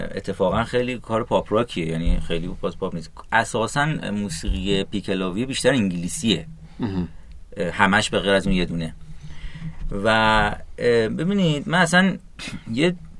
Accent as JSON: {"language": "Persian", "country": "Iran", "said": "ما چون ایرانی هستیم"}